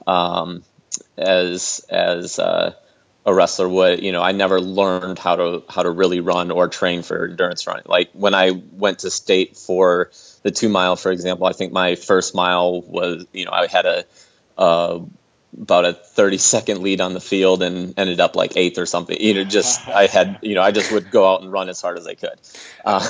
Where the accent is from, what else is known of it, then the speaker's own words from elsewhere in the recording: Minnesota, United States; now in Storm Lake, United States; I'm from Minnesota, and I'm currently based in Iowa, in Storm Lake, Iowa